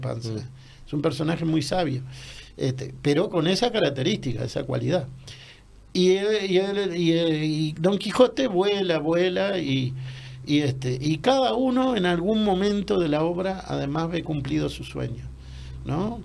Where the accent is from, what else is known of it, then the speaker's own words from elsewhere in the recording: Montevideo, Uruguay; yo vivía en un apartamento no muy modesto, en el buceo, que es mi barrio